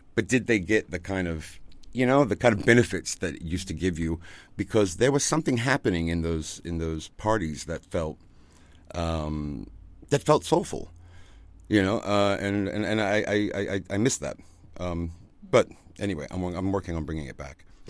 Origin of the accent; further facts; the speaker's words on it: Virginia, United States; moved away as an adult; also born or lived in Ibiza, Spain; now in Germany; I grew up in Virginia, um, in the southern part of the United States